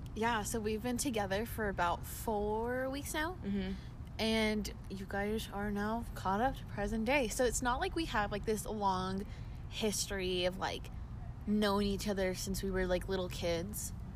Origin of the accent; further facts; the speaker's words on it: Arizona, United States; also born or lived in Nevada; I was born in Arizona. I moved to Nevada came back to Arizona, and now I'm going to school in Arizona.